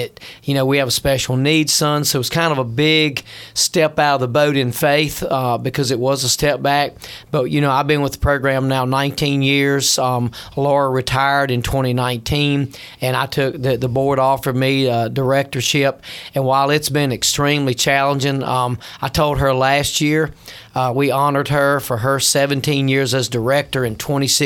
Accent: Franklin County, Virginia, United States; moved away as an adult; also born or lived in Tidewater, Virginia; I grew up in Franklin County, and the only thing we were ever known for was making moonshine whiskey

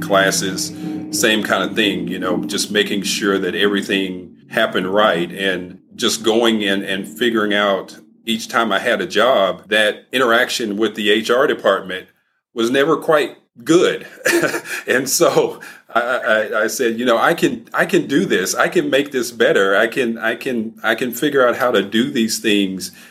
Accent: Muskogee, Oklahoma, United States; growing up in a small town in northern Oklahoma

